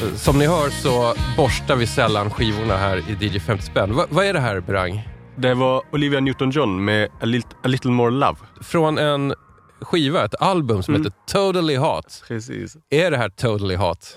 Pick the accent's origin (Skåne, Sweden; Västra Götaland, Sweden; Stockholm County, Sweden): Stockholm County, Sweden; Stockholm; Jag är stockholmare